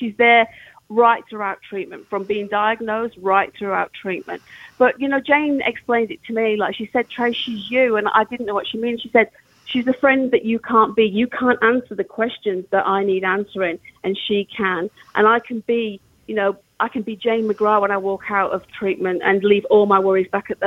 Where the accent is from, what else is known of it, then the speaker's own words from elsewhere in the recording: England, United Kingdom; moved away; both being English